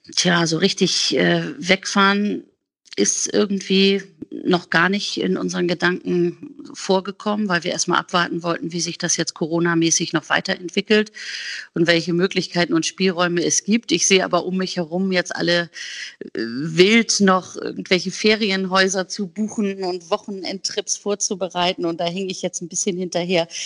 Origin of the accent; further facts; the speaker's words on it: Hamburg, Germany; bei uns in Hamburg